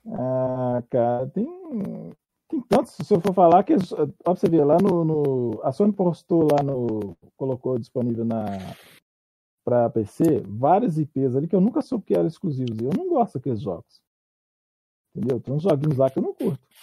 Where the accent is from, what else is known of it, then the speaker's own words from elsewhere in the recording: Minas Gerais, Brazil; Eu sou de Minas.